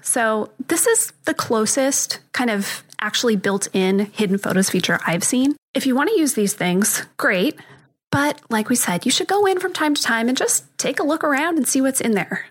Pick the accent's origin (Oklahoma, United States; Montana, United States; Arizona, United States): Arizona, United States; born and raised in Arizona, and so I'm intimately familiar with dust because this is a very dusty, dirty place